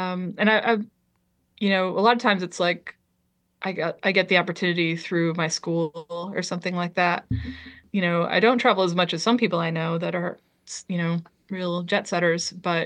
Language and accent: English; Liberia; born there; because I was born in Liberia, West Africa.